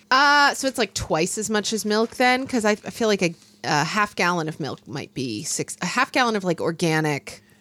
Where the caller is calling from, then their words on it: Georgia, United States; I grew up in Georgia and my spouse grew up in Illinois.